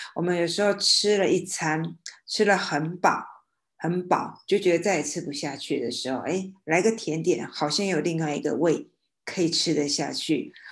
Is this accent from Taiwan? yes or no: yes; Xinhua, Tainan, Taiwan; 因为在我的老家新化有一个鸡蛋糕